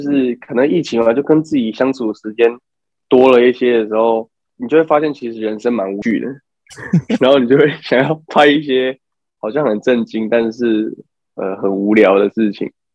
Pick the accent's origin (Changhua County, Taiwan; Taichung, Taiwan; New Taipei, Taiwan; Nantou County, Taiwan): Taichung, Taiwan; 就是我是台中人